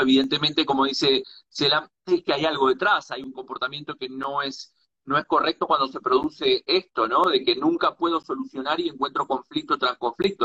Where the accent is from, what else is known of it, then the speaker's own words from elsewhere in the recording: Uruguay; now in Galicia, Spain; soy nacido en Uruguay, pero vivo en Galicia